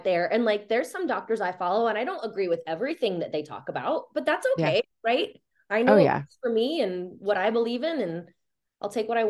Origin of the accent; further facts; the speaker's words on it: Midwest, United States; now in Denver, United States; I'm from the Midwest